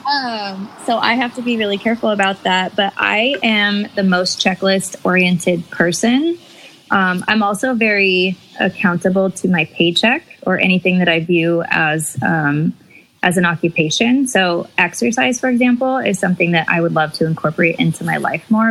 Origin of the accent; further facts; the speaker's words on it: Bay Area, California, United States; also born or lived in Chico, California; now in San Diego, United States; I am originally from the Bay Area, then Chico, and currently living in San Diego, California